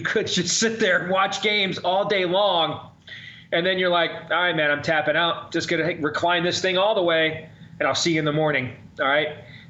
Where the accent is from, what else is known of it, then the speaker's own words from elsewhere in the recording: Midwest, United States; I'm a Midwesterner